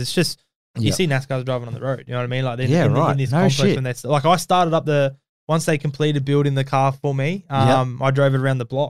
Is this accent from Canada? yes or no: no; Australia; I'm Australian